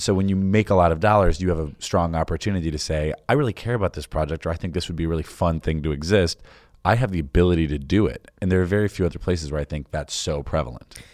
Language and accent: English; Chicago, Illinois, United States; being a Chicagoan